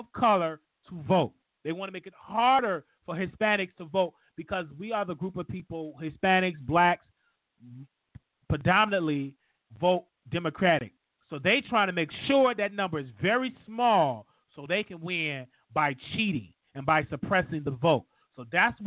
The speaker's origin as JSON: {"language": "English", "country": "United States", "said": "I'm an American."}